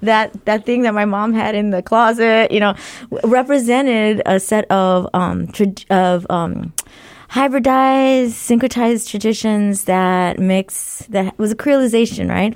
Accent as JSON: {"language": "English", "town": "Los Angeles", "region": "California", "country": "United States", "tie": "born or raised there", "also_born_or_lived": "Berkeley / Philadelphia / Baton Rouge", "moved": "as an adult", "lives_now": "Bloomington, United States", "said": "I was born and raised in Los Angeles"}